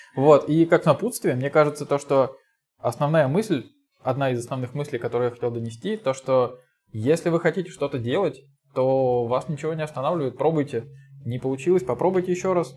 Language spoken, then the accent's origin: Russian; Volgograd, Volgograd Oblast, Russia; я из Волгограда